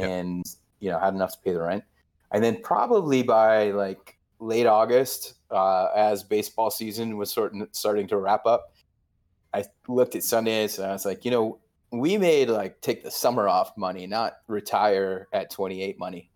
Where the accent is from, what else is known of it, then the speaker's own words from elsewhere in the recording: New York, United States; now in New York City, United States; I've lived here for twenty-six years, um, and I grew up right outside of New York